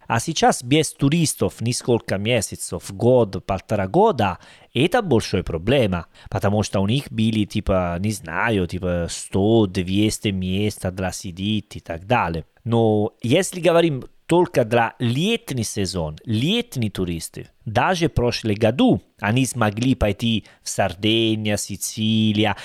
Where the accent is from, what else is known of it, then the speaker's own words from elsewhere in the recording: Salerno, Campania, Italy; Russian is a second language; Я из Салерно, это уже юге